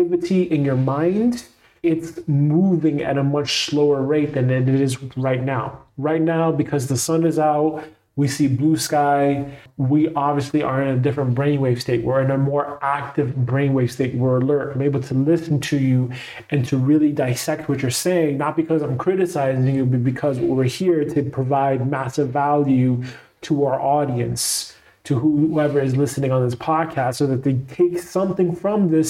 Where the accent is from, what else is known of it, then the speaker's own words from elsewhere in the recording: New York City, New York, United States; growing up in Brooklyn, New York, New York City